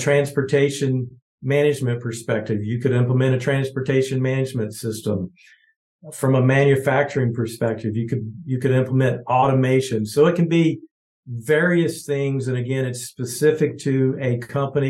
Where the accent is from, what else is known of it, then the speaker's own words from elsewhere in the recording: Georgia, United States; now in Kansas City, United States; grew up in Georgia, small town of 5,000 people